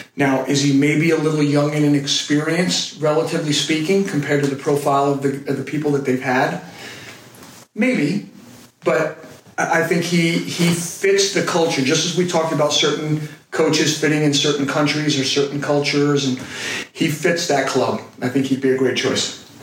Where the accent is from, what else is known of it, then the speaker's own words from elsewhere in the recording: United States; When you grow up as an American